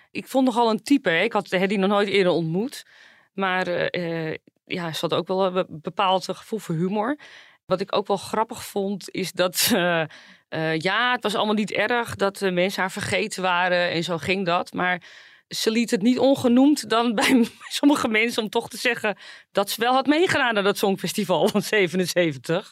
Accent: Zaandam, North Holland, Netherlands; ik kom natuurlijk zelf uit Zaandam

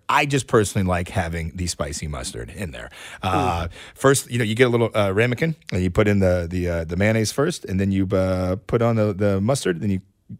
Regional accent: Kansas City, Missouri, United States; And I know that being here and growing up in Kansas City

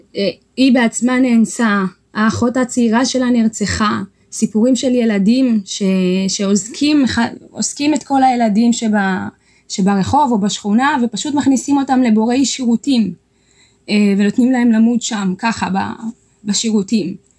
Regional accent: Shire, Tigray, Ethiopia; now in Israel; בשירה, בעיר הולדתי בתיגראי

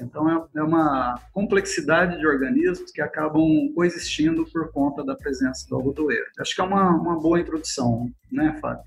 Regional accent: Paraná, Brazil; moved away as an adult; also born or lived in Jaboticabal, São Paulo / Campina Grande, Paraíba; now in Goiânia, Brazil; no Paraná eu sou paranaense

